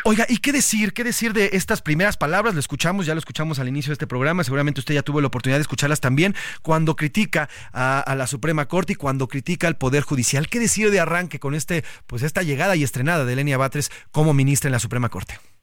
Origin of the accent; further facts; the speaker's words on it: Mexico; como mexicanos